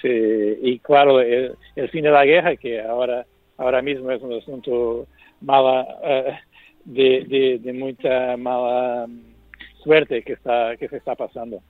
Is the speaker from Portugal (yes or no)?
yes; Portugal; Spanish is a second language; el fado es mi música natal, porque soy portugués